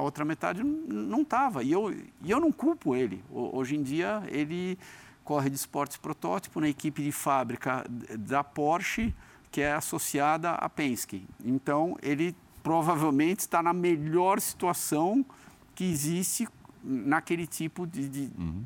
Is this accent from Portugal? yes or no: no; Brazil; now in United States; Eu nasci no Brasil. Eu sou brasileiro.